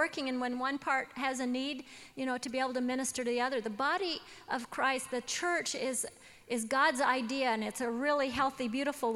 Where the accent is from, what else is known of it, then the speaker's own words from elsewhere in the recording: Washington, United States; I was raised in Washington State